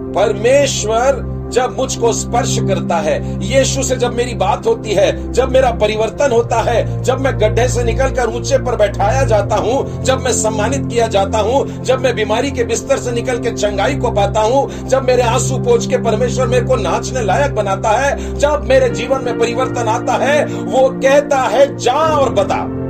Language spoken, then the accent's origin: Hindi; Nagpur, Maharashtra, India; हमारे शहर में भी बड़े बड़े मेगा कॉन्फ्रेंसेस होते हैं नागपुर शहर में कस्तूरचंद पार्क है